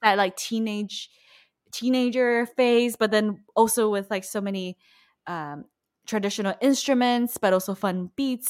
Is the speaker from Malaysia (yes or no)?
yes; Malaysia; moved away; I'm from Malaysia